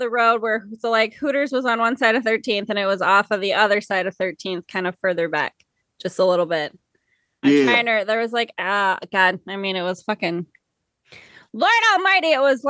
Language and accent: English; Mobridge, South Dakota, United States; I was born in Mobridge and dad was from Mobridge and like right on the other side of the river is the Rez.